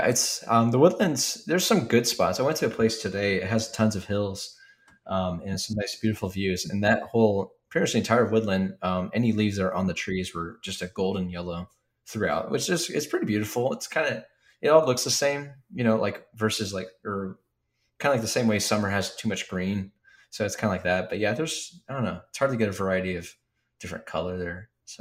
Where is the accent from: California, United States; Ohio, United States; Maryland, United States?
Ohio, United States; our area of Ohio